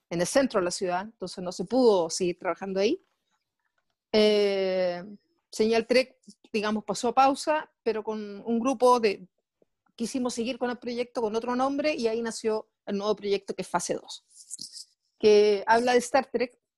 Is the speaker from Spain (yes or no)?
no; Viña del Mar, Valparaíso, Chile; yo vengo de, provincia, yo no soy de Santiago, yo soy, nací y criada en la quinta región, en la ciudad de Viña del Mar.